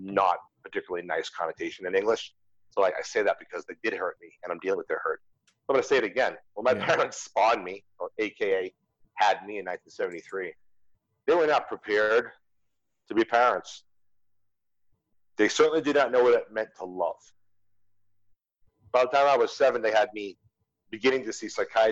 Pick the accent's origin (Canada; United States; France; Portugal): United States; moved away as an adult; I had to leave my home country